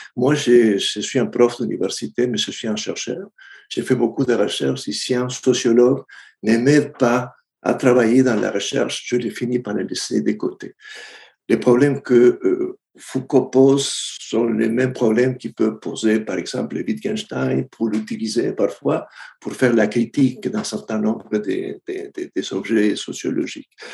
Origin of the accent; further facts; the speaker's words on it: Argentina; moved away; je viens de l'Argentine